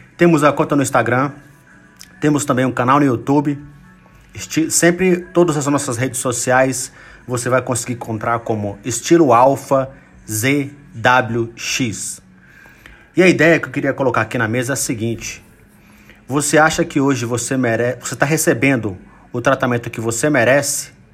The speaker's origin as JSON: {"language": "Portuguese", "country": "Brazil", "said": "a grande maioria deles somos brasileiros"}